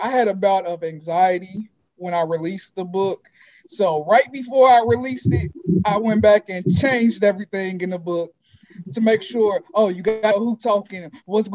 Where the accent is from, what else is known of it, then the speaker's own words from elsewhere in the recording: Cincinnati, Ohio, United States; I'm originally from Cincinnati, Ohio.